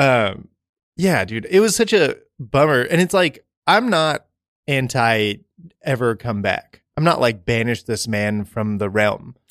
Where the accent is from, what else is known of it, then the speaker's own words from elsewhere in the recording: Oklahoma, United States; I'm from Oklahoma, so I went to the University of Oklahoma.